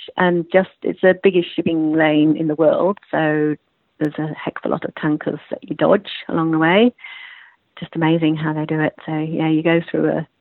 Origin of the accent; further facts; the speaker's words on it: Yorkshire and the Humber, United Kingdom; accent: British; also born or lived in Melbourne, Australia; now in Australia; I'm from Yorkshire